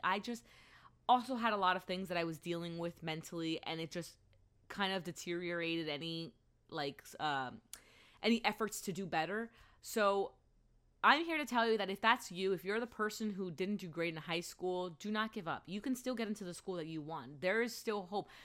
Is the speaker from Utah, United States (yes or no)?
no; Allentown, Pennsylvania, United States; moved away as an adult; also born or lived in Philadelphia; the school that I went to in my hometown of Allentown